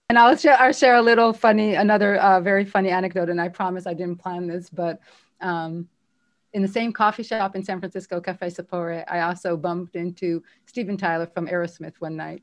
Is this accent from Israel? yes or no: yes; Israel; moved away as an adult; I'm from Israel. I'm here on my own.